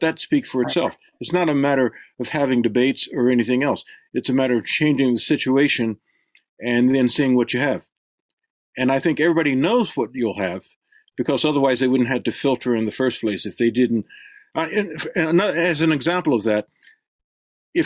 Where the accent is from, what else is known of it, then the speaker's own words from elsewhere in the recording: El Paso, Texas, United States; I grew up in El Paso, Texas